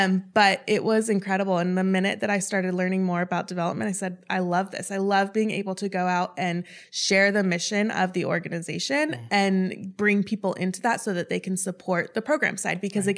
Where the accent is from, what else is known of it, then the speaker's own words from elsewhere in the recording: Chicago, Illinois, United States; I moved around a lot. I call Chicago home just because that's where I went to high school